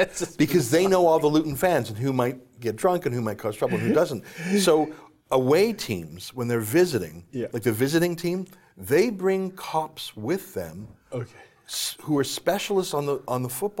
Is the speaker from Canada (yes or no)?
yes; Canada; I come from Canada